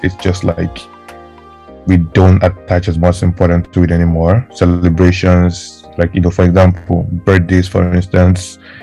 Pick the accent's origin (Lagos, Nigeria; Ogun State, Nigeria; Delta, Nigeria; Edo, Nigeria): Delta, Nigeria; moved away; I grew up in Delta State